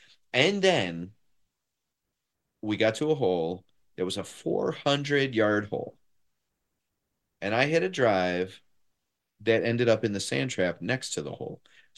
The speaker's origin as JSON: {"language": "English", "town": "Detroit", "region": "Michigan", "country": "United States", "lives_now": "Chicago, United States", "said": "Okay, so I'm a transplant. I'm not from here. I'm from Detroit."}